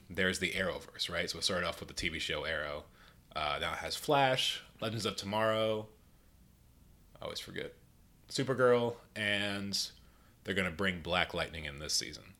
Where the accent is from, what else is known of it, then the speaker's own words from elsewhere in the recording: Clermont, Florida, United States; moved away as an adult; also born or lived in Orlando, Florida; now in Atlanta, United States; I grew up actually here in Claremont